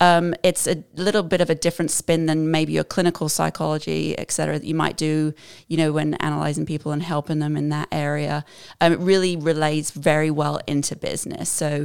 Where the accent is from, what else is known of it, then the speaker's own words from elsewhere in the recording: Southampton, South East England, United Kingdom; now in United States; So originally, I'm from Southampton, England, but I've been here close to 30 years. It'll be 30 years this November. And because of that and being here in Arkansas, I don't sound very English.